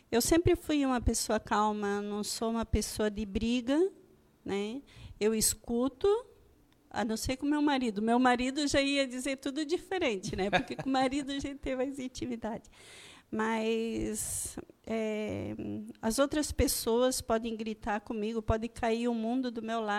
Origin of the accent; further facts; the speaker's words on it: Monte Castelo, Santa Catarina, Brazil; born there; Eu nasci em Monte Castelo, não da Itália, Monte Castelo aqui em Santa Catarina, né?